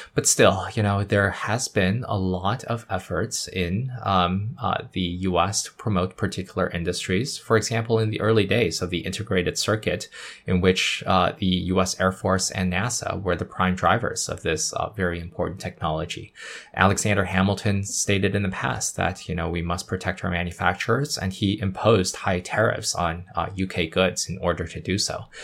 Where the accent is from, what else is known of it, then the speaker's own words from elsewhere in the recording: Yunnan, China; now in Shanghai, China; I was born in Yunnan. Uh, I, I, of course, I have to represent my, uh, provincial cuisine